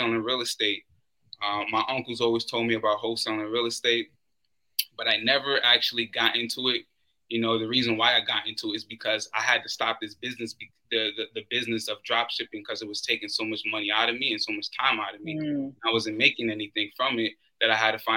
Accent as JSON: {"language": "English", "town": "New York City", "region": "New York", "country": "United States", "also_born_or_lived": "Florida", "moved": "yes", "said": "I'm originally from Brooklyn, I wind up moving to Florida"}